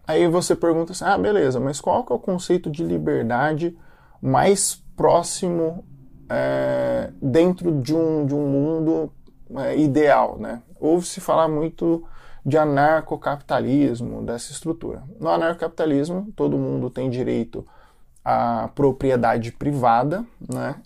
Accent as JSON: {"language": "Portuguese", "country": "Brazil", "tie": "born or raised there", "moved": "as an adult", "lives_now": "United States", "said": "eu nasci no Brasil"}